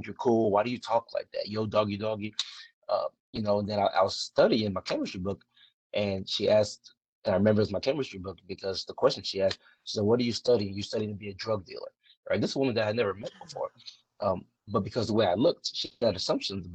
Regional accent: League City, Texas, United States; I grew up outside of Houston, Texas, a place called League City, Texas, right literally on the outskirts of Houston

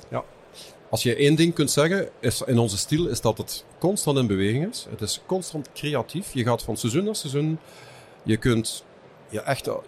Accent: Lanaken, Flanders, Belgium; moved away as an adult; also born or lived in Hasselt; now in West Flanders, Belgium; Ik ben afkomstig van Lanaken. Eh, verder kan je niet in België. Ja, want dan zit je op de grens

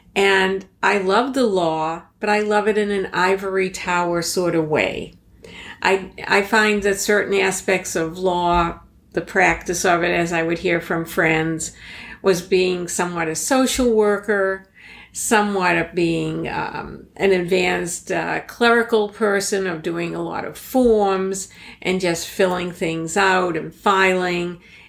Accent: Boston, Massachusetts, United States; accent: Boston; I still have a trace of my Boston accent, but back in the 1970s, it was even much stronger.

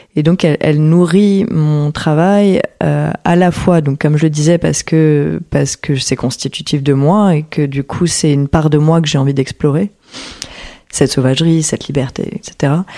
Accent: Paris, Île-de-France, France; also born or lived in Porquerolles; Et j'ai grandi entre Paris et Porquerolles

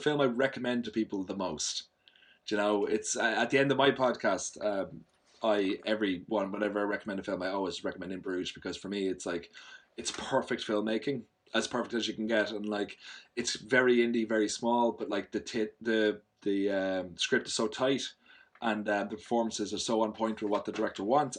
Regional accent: Ireland; I'm Irish, which I'm sure you found out just by me speaking

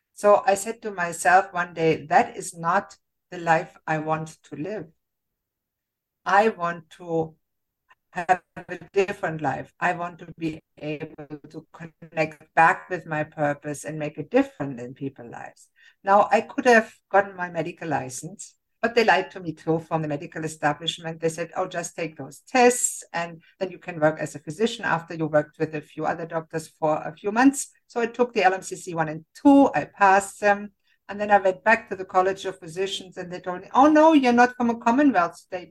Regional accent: Germany; moved away as an adult; now in Canada; I grew up in Germany and I became a physician

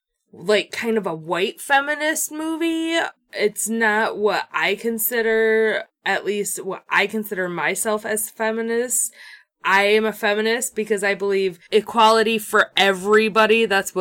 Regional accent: Grand Rapids, Michigan, United States; We're from Grand Rapidians

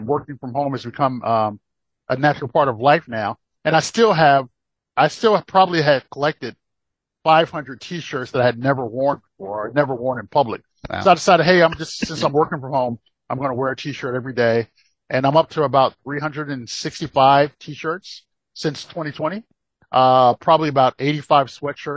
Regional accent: Rocky Mount, North Carolina, United States; also born or lived in Brooklyn, New York; now in Atlanta, United States; growing up in Brooklyn and growing up in, growing up in giant Brooklyn, New York, and then moving to tiny Rocky Mountain, North Carolina.

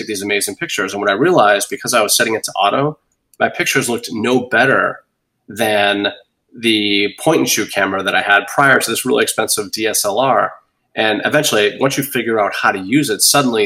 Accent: Boston, Massachusetts, United States; now in Bonita Springs, United States; I'm from Boston

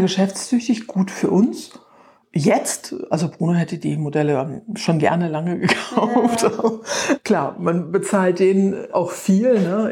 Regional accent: Irrel, Rhineland-Palatinate, Germany; moved away as an adult; Ich stamme aus Irre, also hier aus der Südeifel, war zwar eine ganze Zeit fern von der Eifel, aber bin wieder

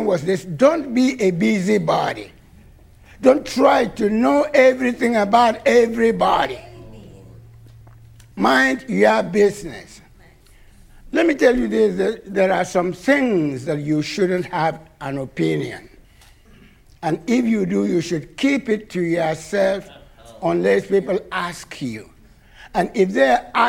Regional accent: Nigeria; moved away; when we were growing up in Nigeria

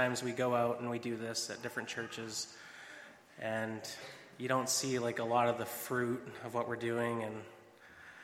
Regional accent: Binscarth, Manitoba, Canada; also born or lived in Georgia; I'm from Binscarth, Manitoba, small town

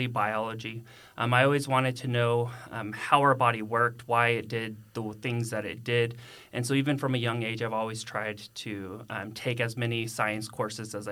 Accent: Carrollton, Texas, United States; also born or lived in Austin, Texas; I'm actually a native of North Texas, and so I grew up in Carrollton.

